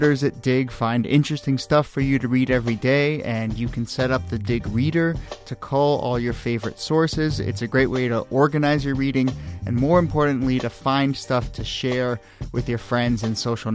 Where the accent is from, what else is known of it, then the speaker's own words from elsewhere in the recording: Washington, District of Columbia, United States; now in New York City, United States; Washington, D.C., my hometown